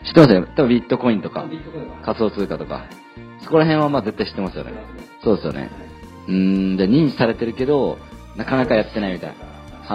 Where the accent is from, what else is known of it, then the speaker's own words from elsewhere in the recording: Kyushu, Japan; moved away as an adult; also born or lived in Kansai / Tokyo; 出身は九州の方なんです